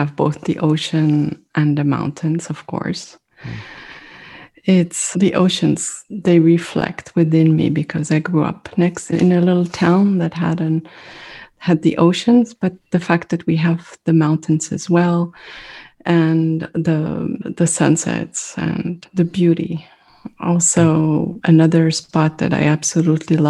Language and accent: English; Netanya, Central District, Israel; first language French; English is a second language; moved away as an adult; also born or lived in Casablanca, Morocco / Paris, France; now in Santa Barbara, United States; in Israel, I lived in a small town called Netanya. And Netanya is between Tel Aviv and Haifa. And it's on the coast.